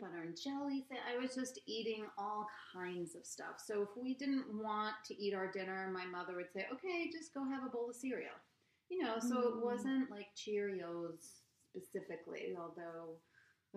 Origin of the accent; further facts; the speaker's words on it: Norwalk, Connecticut, United States; I grew up in Norwalk